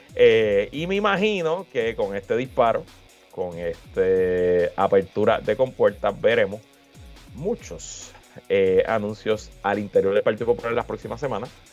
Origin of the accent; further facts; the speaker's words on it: Puerto Rico; yo como boricua